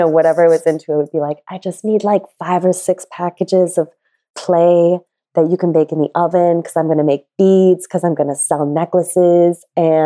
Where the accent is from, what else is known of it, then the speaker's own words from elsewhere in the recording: La Crosse, Wisconsin, United States; moved away as an adult; now in New York, United States; I grew up in Western Wisconsin along the Mississippi River in, for Wisconsin, a sizable town of 50,000 people.